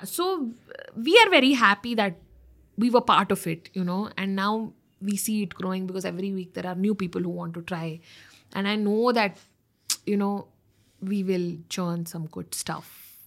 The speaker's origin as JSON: {"language": "English", "region": "North Karnataka", "country": "India", "moved": "yes", "said": "I'm from North Karnataka, so I started doing videos in my dialect"}